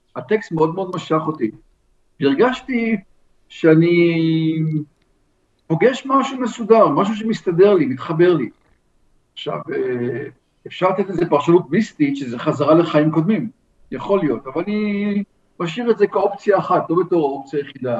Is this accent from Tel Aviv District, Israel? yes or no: no; Ramot HaShavim, Central District, Israel; גדלנו ביחד ברמות השבים